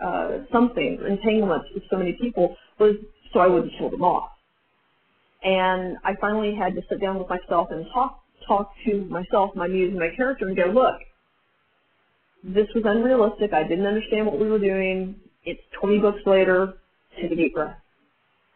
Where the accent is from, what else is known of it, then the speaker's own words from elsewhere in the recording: United States; I'm very American